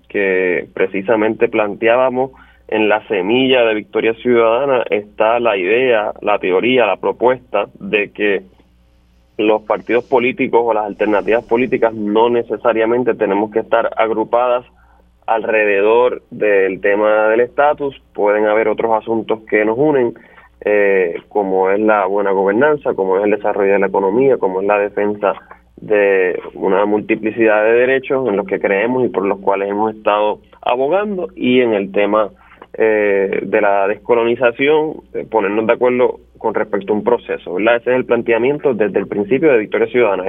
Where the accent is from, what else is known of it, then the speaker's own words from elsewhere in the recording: Toa Baja, Puerto Rico; que incluye el municipio de Baja que es de donde yo soy, en donde resido